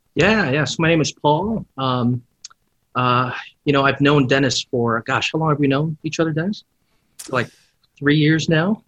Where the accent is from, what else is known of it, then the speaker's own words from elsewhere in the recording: Philippines; now in United States; I grew up in the Philippines and I came here